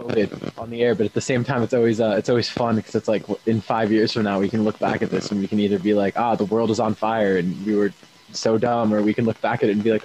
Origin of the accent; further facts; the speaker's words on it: West Coast, United States; now in Boston, United States; And then I'm also like, I'm from the West Coast.